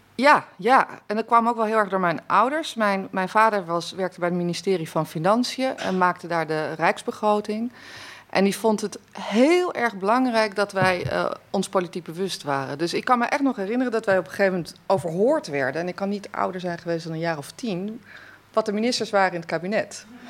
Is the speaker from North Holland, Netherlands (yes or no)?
no; Wassenaar, South Holland, Netherlands; Ik ben opgegroeid in Wassenaar